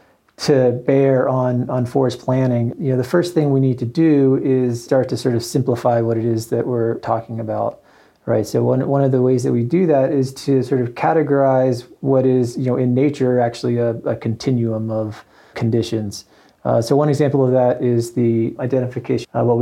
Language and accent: English; Alabama, United States; moved away as an adult; also born or lived in Pennsylvania / Vermont / Montana / Northeast Oregon; now in Bozeman, United States; I was born in Pennsylvania, pretty much grew up in Alabama